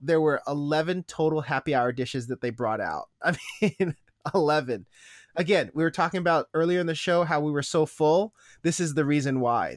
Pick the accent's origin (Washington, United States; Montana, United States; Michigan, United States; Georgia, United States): Washington, United States; Issaquah; Issaquah is my hometown